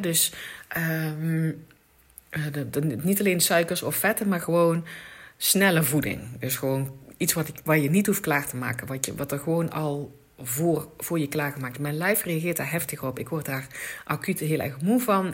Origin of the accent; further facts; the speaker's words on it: Limburg, Netherlands; ik kom uit Limburg